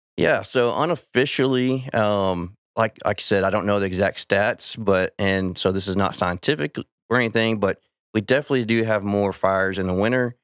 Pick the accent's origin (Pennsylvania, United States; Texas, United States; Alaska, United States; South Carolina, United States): Texas, United States; Weatherford; I grew up out in Weatherford